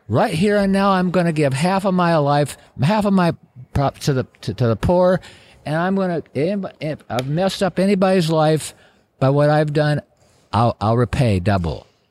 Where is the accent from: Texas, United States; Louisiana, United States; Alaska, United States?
Alaska, United States; Wasilla; also born or lived in Palmer, Alaska; when I moved from Wasilla to Palmer